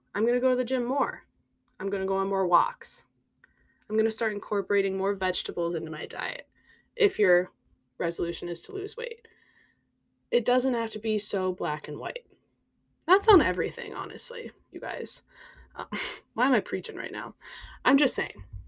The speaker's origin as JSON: {"language": "English", "region": "Minnesota", "country": "United States", "tie": "born or raised there", "moved": "as an adult", "lives_now": "Chicago, United States", "said": "I grew up in Minnesota"}